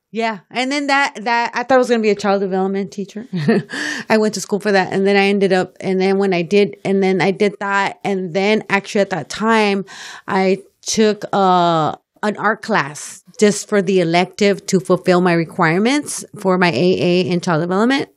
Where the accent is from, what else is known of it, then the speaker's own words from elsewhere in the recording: Los Angeles, California, United States; also born or lived in Boyle Heights, East Los Angeles; lived, um, most of my life in South Central, South, South L